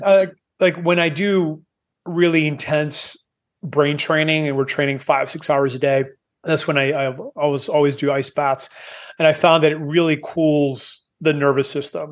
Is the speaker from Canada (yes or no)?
yes; Canada; moved away as an adult; I am Canadian, I, I've moved away nineteen years ago 'cause I don't like cold.